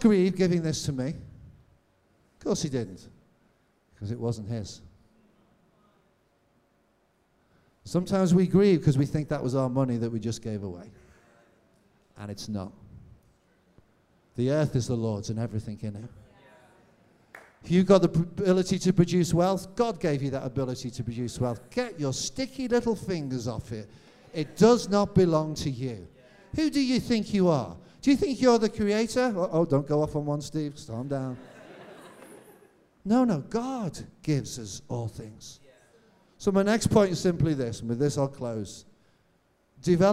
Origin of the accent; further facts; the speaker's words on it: Birkenhead, North West England, United Kingdom; now in Cambridge, United Kingdom; That's the area I'm from